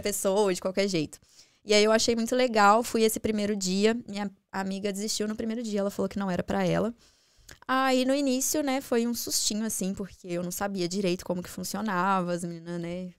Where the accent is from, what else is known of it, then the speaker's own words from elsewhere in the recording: Contagem, Minas Gerais, Brazil; moved away as an adult; also born or lived in Belo Horizonte; now in Dublin, Ireland; Nasci em BH, mas morei minha vida toda em Contagem, que é um município uhum. lá de Minas.